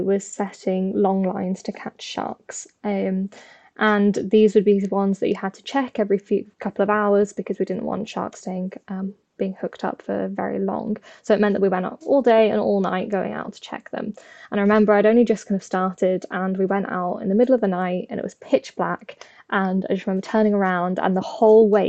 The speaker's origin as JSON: {"language": "English", "area": "the Midlands", "region": "England", "country": "United Kingdom", "tie": "born or raised there", "said": "I grew up in the Midlands in England"}